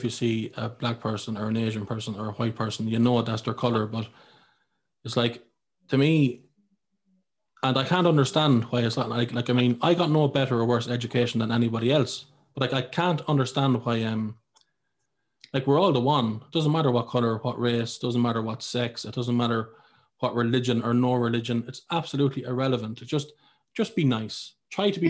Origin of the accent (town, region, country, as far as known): Ireland